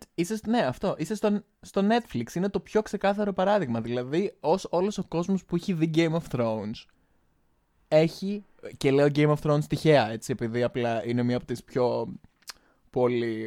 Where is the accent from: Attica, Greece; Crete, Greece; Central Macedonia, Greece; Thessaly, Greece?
Crete, Greece; now in Baden-Württemberg, Germany; Είμαι η γνωστή drag queen από την Κρήτη